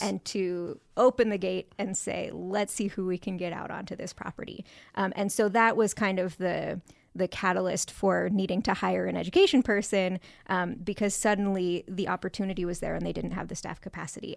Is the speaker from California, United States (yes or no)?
yes; San Francisco Bay Area, California, United States; I grew up in the San Francisco Bay Area